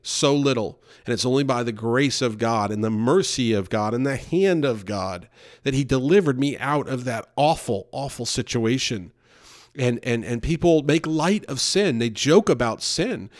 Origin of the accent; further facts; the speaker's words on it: New York, United States; also born or lived in Louisville, Kentucky; I was in New York